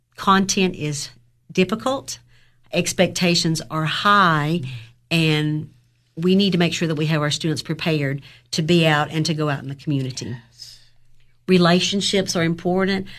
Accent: Overton County, Tennessee, United States; also born or lived in Clay County; I grew up in Overton County

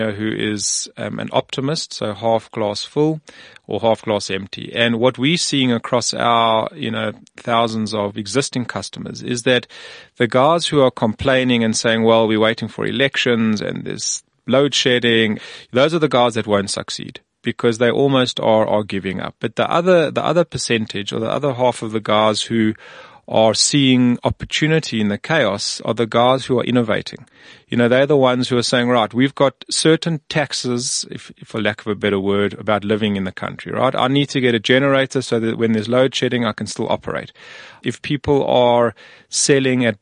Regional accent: South Africa; we're from South Africa or Africa

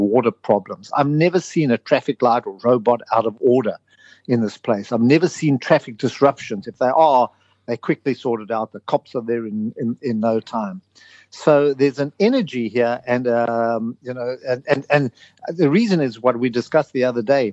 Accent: South Africa; now in United Kingdom; I come from South Africa.

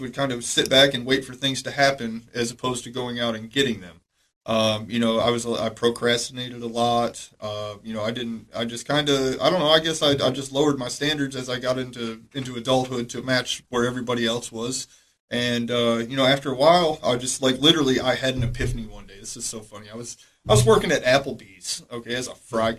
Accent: Michigan, United States; moved away as an adult; now in Cookeville, United States; I came here from Michigan

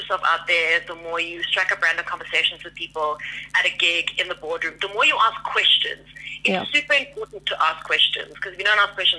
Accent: Cape Town, Western Cape, South Africa; moved away as an adult; now in Johannesburg, South Africa; I was born in Cape Town. I'm obsessed with Cape Town. I love it. It'll always be my home.

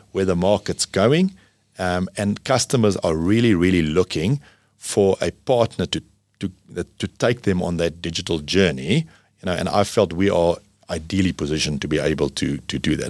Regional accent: South Africa; as a South African

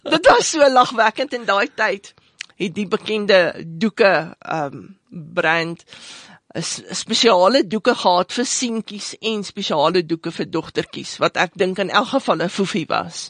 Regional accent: Johannesburg, Gauteng, South Africa; ek is 'n meisie van die suide, ehm um, uh, Johannesburg se uit groot geword, uh, Terfontein

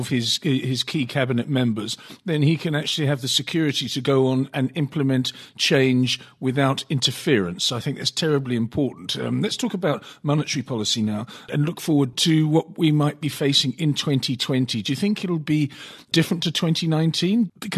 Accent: South Africa; what we can do to ameliorate the situations that may face us as South African investors in 2020.

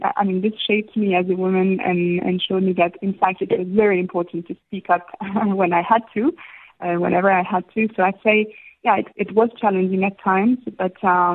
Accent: Istanbul, Turkey; moved away as an adult; now in South Africa; I had a fantastic time growing up in Istanbul.

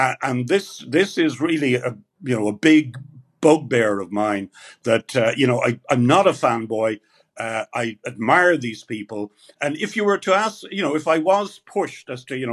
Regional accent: Ireland; I was a kid from Ireland

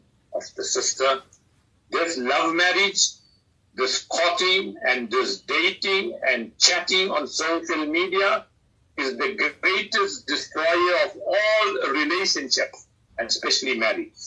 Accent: South Africa

